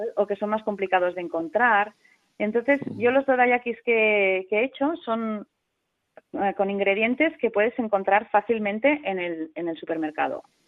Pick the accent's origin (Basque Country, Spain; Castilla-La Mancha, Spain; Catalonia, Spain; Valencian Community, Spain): Catalonia, Spain; Sant Cugat del Vallès; soy de San Cugat